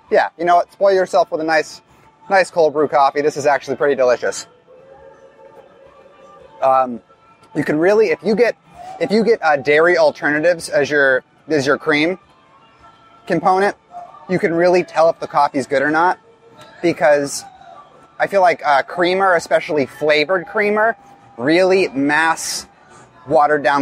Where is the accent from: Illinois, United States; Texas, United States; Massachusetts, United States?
Massachusetts, United States; I'm from Massachusetts, which is the home of Dunkin' Donuts. My my hometown is actually uh, host to the original Dunkin' Donuts